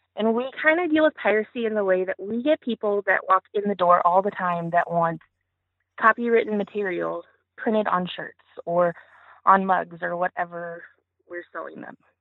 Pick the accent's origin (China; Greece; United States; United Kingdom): United States; Missouri; also born or lived in Hawaii; my family moved back to Missouri in the middle of nowhere.